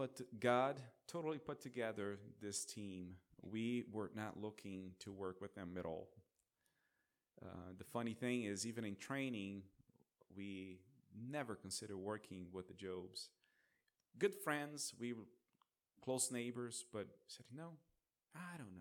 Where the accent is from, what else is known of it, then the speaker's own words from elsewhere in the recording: Brazil; moved away; I'm from Brazil.